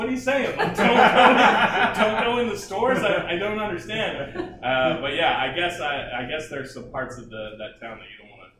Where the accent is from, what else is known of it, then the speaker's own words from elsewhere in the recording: Round Rock, Texas, United States; also born or lived in Austin, Texas; I was born in Austin, and I had a short 12-year sabbatical in Round Rock.